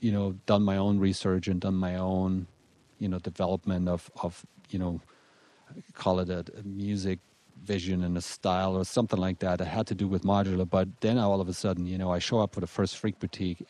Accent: Germany; moved away as an adult; now in Colorado, United States; I was born and raised in Germany. I came over here about 15 years ago.

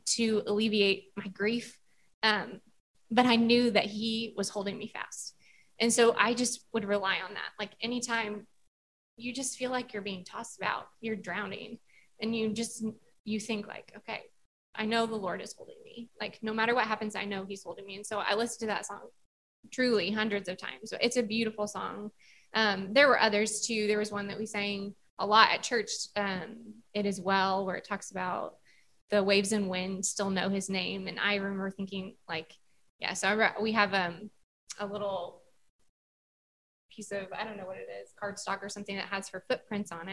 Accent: Southern Indiana, United States; I grew up in Southern Indiana

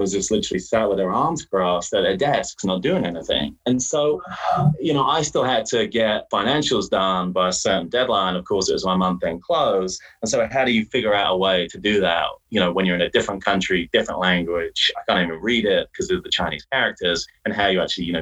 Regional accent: England, United Kingdom; moved away as an adult; also born or lived in Hong Kong; I was born in England

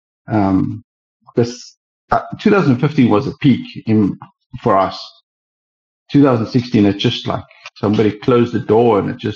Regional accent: East London, Eastern Cape, South Africa; now in Cape Town, South Africa; I'm born in East London, which is South Africa

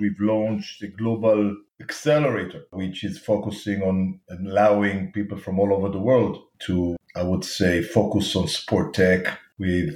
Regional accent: Tel Aviv, Tel Aviv District, Israel; you can hear by my accent, I was born and raised in Tel Aviv, Israel.

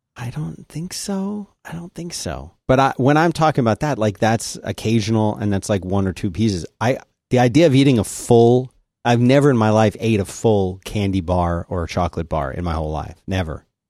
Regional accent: Philadelphia, Pennsylvania, United States; I said, Philadelphia.

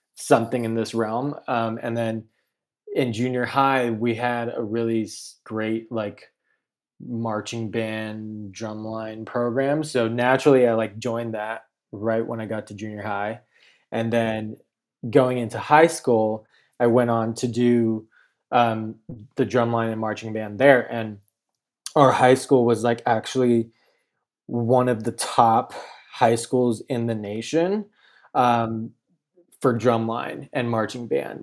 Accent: Chino Hills, California, United States; I grew up in Chino Hills, California, um, Inland Empire

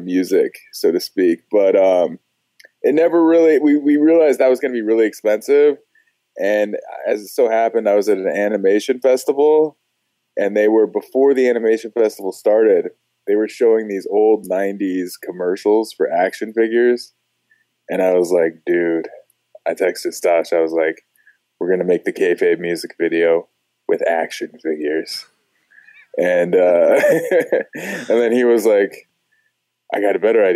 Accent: Los Angeles, California, United States; moved away; I'm originally from Los Angeles

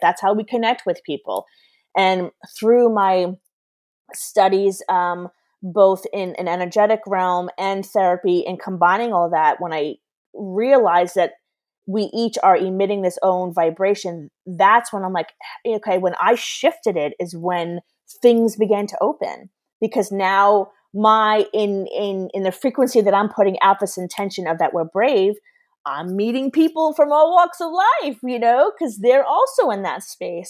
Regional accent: New York, United States; moved away as an adult; I'm originally from New York

